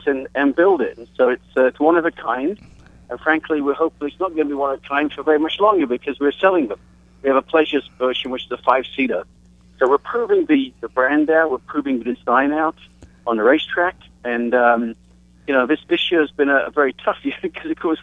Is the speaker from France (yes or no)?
no; England, United Kingdom; And so that's where I was from.